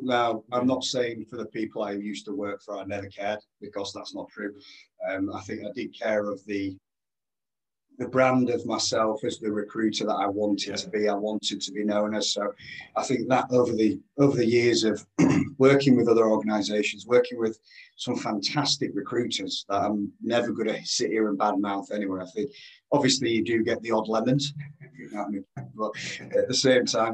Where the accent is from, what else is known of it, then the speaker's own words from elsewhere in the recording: Yorkshire and the Humber, United Kingdom; accent: Yorkshire; As you can tell from my angelic accent, I'm a Yorkshire lad, Yorkshireman, very proud.